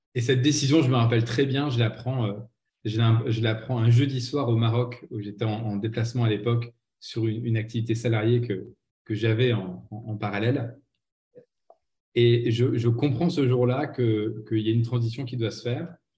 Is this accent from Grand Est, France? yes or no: yes; Nancy, Grand Est, France; moved away as an adult; also born or lived in Aix-en-Provence; une petite radio locale à Nancy qui était mon qui est ma ville natale